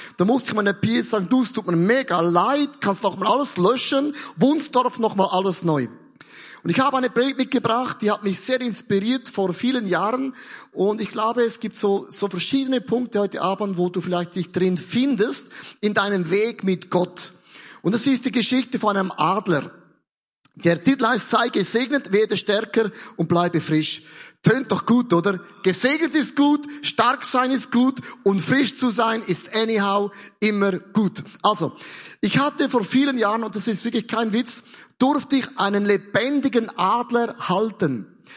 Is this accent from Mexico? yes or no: no; Switzerland; Ich komme ja aus der Schweiz